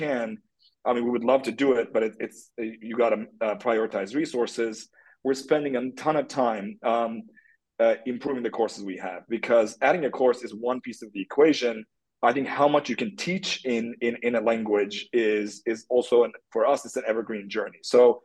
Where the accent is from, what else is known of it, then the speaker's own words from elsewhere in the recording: Turkey; moved away; I'm from Turkey. That's where I grew up.